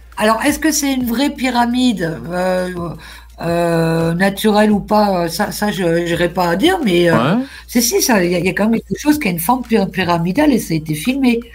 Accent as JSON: {"language": "French", "area": "Lorraine", "region": "Grand Est", "country": "France", "said": "je suis de la Lorraine"}